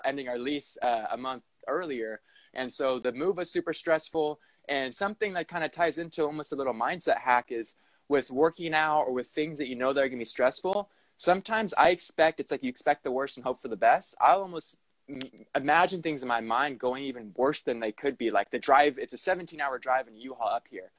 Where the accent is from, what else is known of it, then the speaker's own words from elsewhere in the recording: Southern California, United States; moved away as an adult; also born or lived in Los Angeles; now in Portland, United States; I was born in Southern California and then lived in Los Angeles for several years